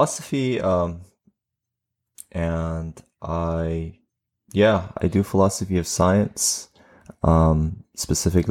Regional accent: Tehran, Tehran Province, Iran; now in Pittsburgh, United States; I'm from Tehran, Iran

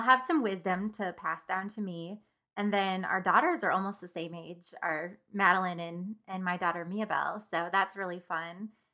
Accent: Springfield, United States; Springfield is my hometown

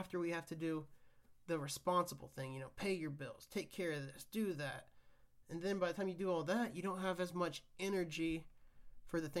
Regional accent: Kansas, United States; where I grew up in Kansas

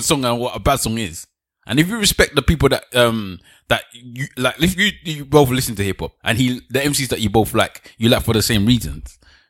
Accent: London, United Kingdom; I come from London. I was born and bred in London. I'm a Nigerian born and bred Londoner, right?

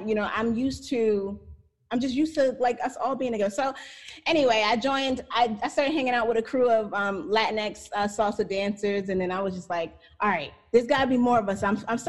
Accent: New York, United States; moved away as an adult; now in Humboldt, United States; I'm from the East Coast, and I was used to seeing color. I'm from New York, you know, the big melting pot.

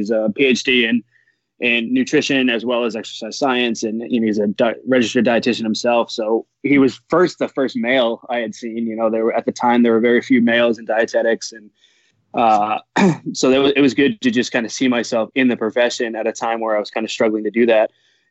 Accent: New England, United States; I'm from New England, so it was kind of, you know, starry-eyed. I was a young kid.

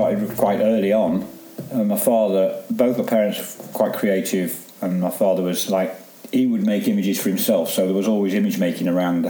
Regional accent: Derby, East Midlands, United Kingdom; also born or lived in Staffordshire / Cheshire; Well, all around really, but a lot the Midlands mainly, Derbyshire, Staffordshire, Cheshire. That, you know, we moved around quite a lot, but I settled in Derby towards the end of my home life.

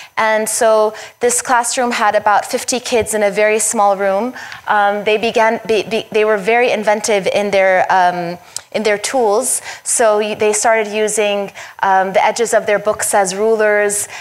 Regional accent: Syria; moved away; also born or lived in United States; when we moved to Syria from the United States

